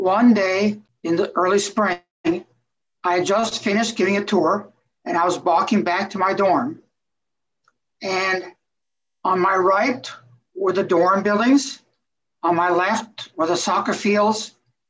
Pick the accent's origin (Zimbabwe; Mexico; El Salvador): Mexico; moved away; I was raised in Mexico, so I'm a bit of three different cultures.